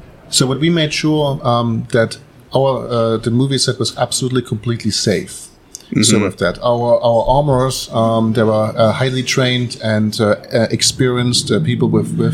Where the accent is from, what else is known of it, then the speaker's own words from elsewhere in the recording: near Chemnitz, Leipzig in Saxony, Germany; moved away as an adult; now in Iowa, United States; So I'm originally from East Germany. Mm-hmm. I was born in the former East zone of Germany. So by Chemnitz, Leipzig in Saxony.